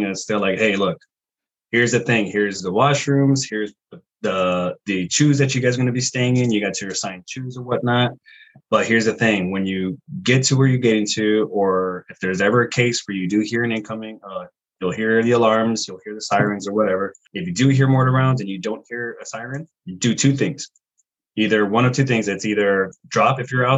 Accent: Riverside, California, United States; moved away as an adult; also born or lived in Monterey, California / Colorado; now in New Jersey, United States; I'm originally from California, from Southern California, Riverside.

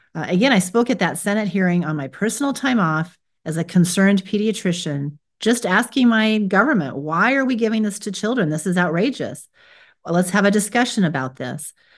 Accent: United States; I was born here in America

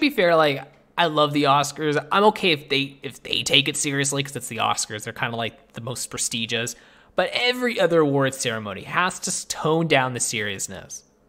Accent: Canada; I'm Canadian

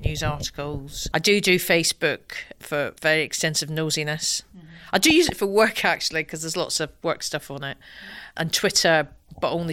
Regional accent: Tillicoultry, Scotland, United Kingdom; accent: Scottish; moved away as an adult; also born or lived in England / Edinburgh / Glasgow; now in London, United Kingdom; I went to a primary school called Tillicoultry Primary in the foothills of the Ochil Hills. And then I went to a school called Alva Academy

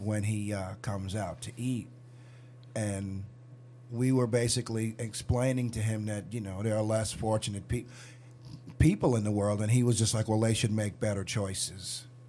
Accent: New York, United States; When I was growing up in New York

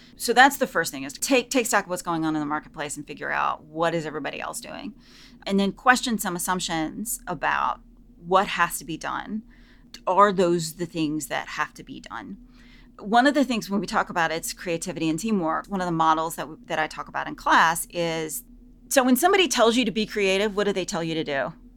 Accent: the South, United States; I'm from the South

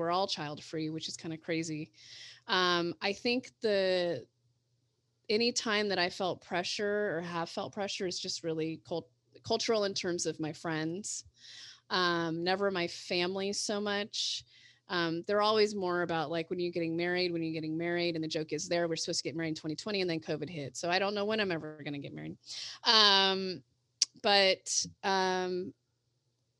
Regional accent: San Leandro, California, United States; grew up in San Leandro, which is in the East Bay portion of the Bay Area.

